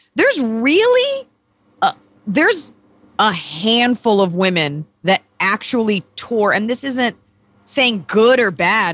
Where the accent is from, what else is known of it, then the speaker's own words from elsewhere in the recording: Texas, United States; moved away; I grew up in Texas, and I love being a Texan